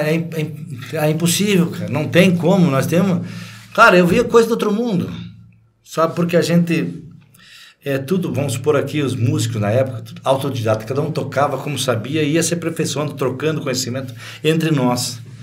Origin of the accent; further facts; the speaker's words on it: Rio Grande do Sul, Brazil; moved away; also born or lived in Paraná; o único gaúcho do conjunto era eu, porque eu nasci no Rio Grande do Sul.